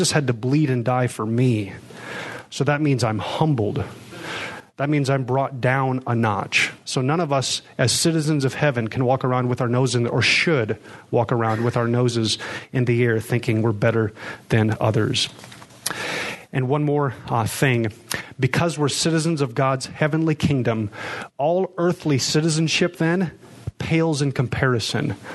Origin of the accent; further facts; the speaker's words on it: Pella, Iowa, United States; born there; because I was born in America, because I was born in Pella, therefore I'm somebody.